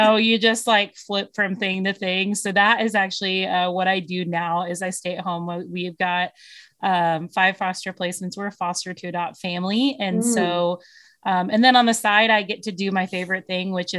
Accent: Texas, United States; But I am from Texas. And down here, even if you don't grow up Christian, you are culturally Christian

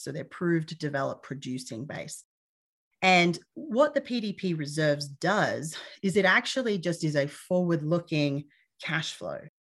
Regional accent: Australia; moved away as an adult; now in United States; I'm originally from Australia. Uh, I've been in the U S for a number of years

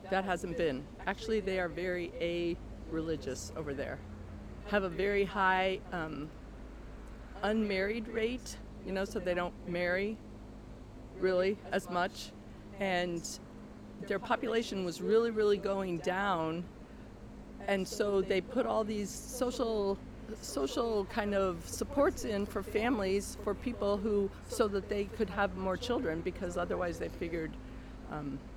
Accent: California, United States; I think of myself as a California girl.

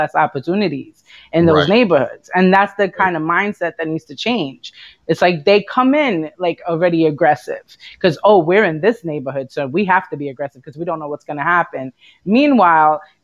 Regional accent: New York City, New York, United States; growing up in Brooklyn

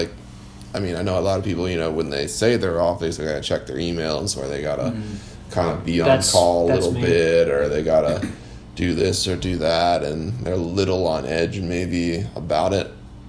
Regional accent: Maryland, United States; I'm a Marylander

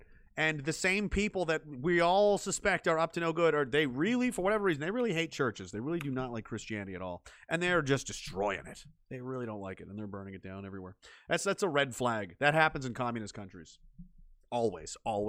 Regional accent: East Coast, United States; Where is home? Rural East Coast. I'm from East Coast originally, yeah.

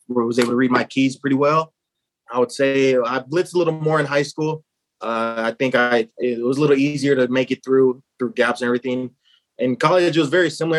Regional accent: Los Angeles, California, United States; moved away as an adult; growing up in Los Angeles my whole life

